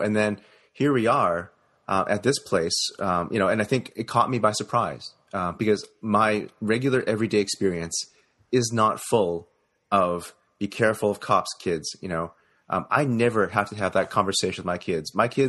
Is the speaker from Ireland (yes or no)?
no; Canada; I grew up in Canada. And of course, like being non-white